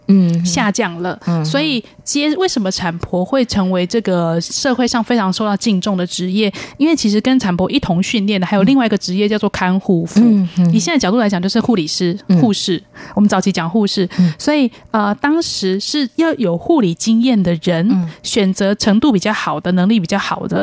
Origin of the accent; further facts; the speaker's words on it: Taipei, Taiwan; 我是台北长大的，